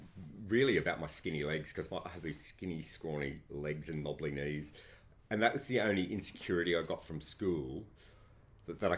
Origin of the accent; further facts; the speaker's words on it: Sydney, New South Wales, Australia; Western Suburbs of Sydney, Granville